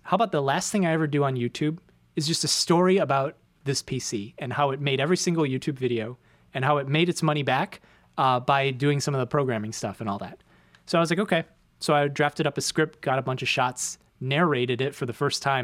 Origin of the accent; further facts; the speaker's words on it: Chicago, Illinois, United States; moved away as an adult; now in New York City, United States; left my hometown, come to a completely different place where I know one person amongst nine million people